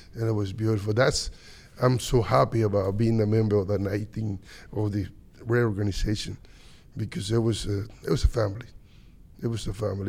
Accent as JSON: {"language": "English", "country": "Dominican Republic", "tie": "born or raised there", "moved": "yes", "said": "I came out from Dominican from a little town that nobody even know."}